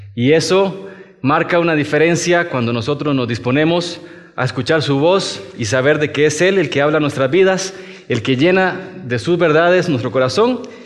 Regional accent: Costa Rica; moved away as an adult; now in Mexico; soy de Costa Rica y ya tengo siete años acá en México

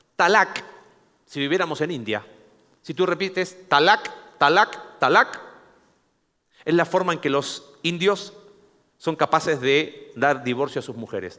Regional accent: Mexico; Somos mexicanos

